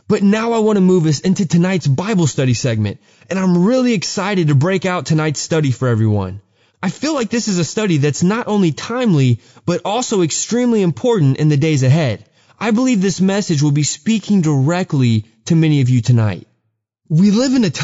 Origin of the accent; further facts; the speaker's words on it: Texas, United States; I grew up in Texas